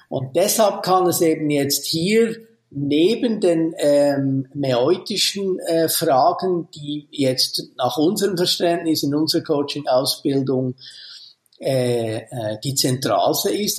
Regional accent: Switzerland; bei uns in der Schweiz

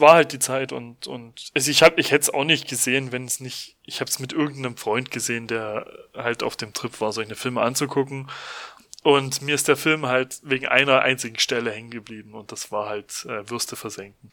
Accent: Germany; bei uns in Deutschland

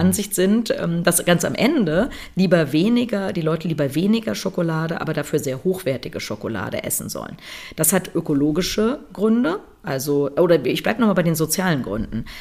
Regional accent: Germany; bei uns in Deutschland

